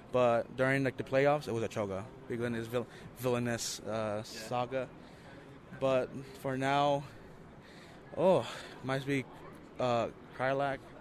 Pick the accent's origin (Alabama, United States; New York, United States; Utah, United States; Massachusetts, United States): Utah, United States; Salt Lake City; I was born and raised in Salt Lake, but in my heart, I'm Peruvian